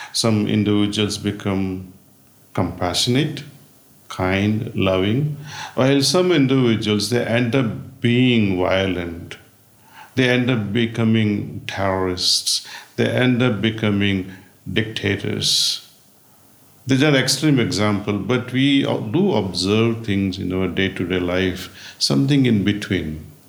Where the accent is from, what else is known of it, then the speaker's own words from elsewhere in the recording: India; born there; moved away; also born or lived in United States; I spent most of my life in the United States. And now I'm spending time in India. I was born in India, actually.